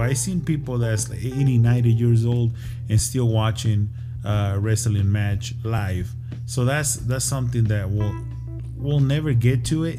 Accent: Ciudad Juarez, Chihuahua, Mexico; I'm from Juarez

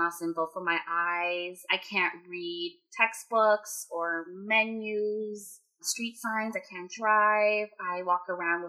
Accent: Fremont, California, United States; also born or lived in Sacramento, California; I grew up here in Fremont, California with Vicky.

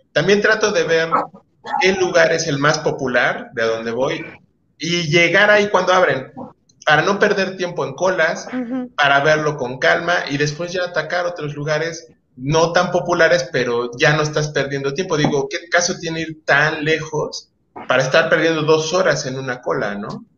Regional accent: Veracruz, Mexico; Yo, yo nací en Veracruz, yo soy mucho de playa

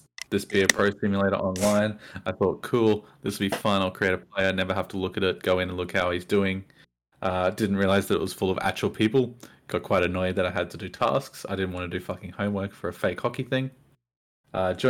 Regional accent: Australia; accent: Australian

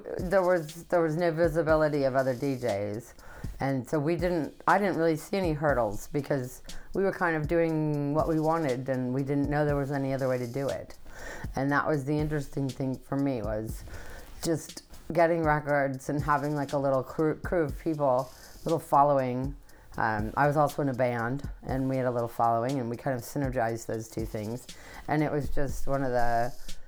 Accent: Kansas, United States; I'm from Kansas

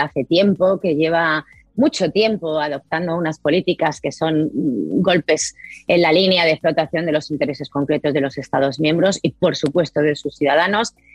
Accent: Spain; Yo, yo como española

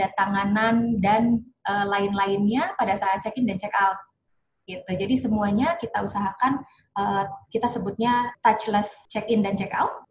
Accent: Bandung, West Java, Indonesia; also born or lived in Semarang; Lahir di Semarang tapi besar di Bandung

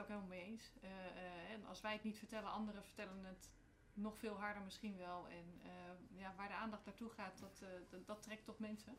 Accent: The Hague, South Holland, Netherlands; moved away as an adult; now in Emmen, Netherlands; geboren en getogen in Den Haag. Echte Haagenees van oorsprong

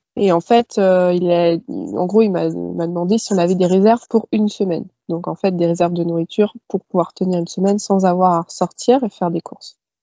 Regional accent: Paris suburbs, Val-d'Oise, Île-de-France, France; moved away as an adult; viens de banlieue parisienne, dans le Val d'Oise

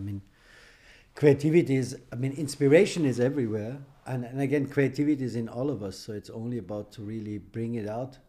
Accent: Austria; English is a second language; also born or lived in Iran; I was born in Iran. I fled my country as I was 15, all alone, no money, no parents, as a political refugee. I applied for a political refugee in Austria. I grew up in Austria

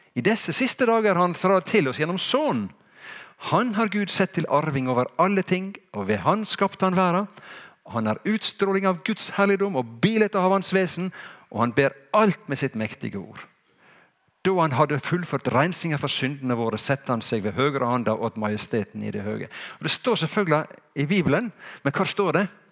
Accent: Sunnmøre, Møre og Romsdal, Norway; jeg er jo en skikkelig sunnmøring, for jeg vet at jeg, min slekt går langt tilbake i tid her på Sunnmøre.

